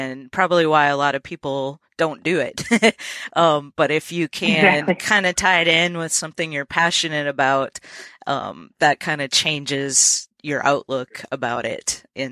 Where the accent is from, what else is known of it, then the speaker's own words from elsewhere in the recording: Minnesota, United States; now in Nashville, United States; I'm from Minnesota originally